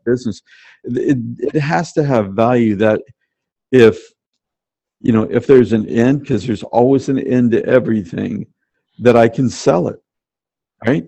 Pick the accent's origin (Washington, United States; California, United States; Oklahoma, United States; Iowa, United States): Washington, United States; Tacoma; I grew up in Tacoma, Washington, uh, uh, south of Seattle.